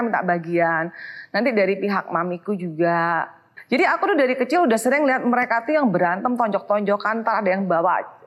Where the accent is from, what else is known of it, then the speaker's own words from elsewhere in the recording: Surabaya, East Java, Indonesia; moved away as an adult; also born or lived in Sydney, Australia; now in Jakarta, Indonesia; Surabaya tentunya ya, kota asal aku.